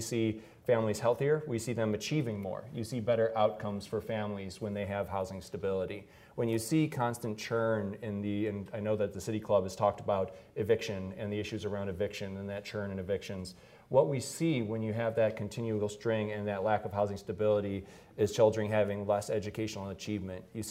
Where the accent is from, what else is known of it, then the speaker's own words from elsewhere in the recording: Detroit, Michigan, United States; blue collar family growing up in Detroit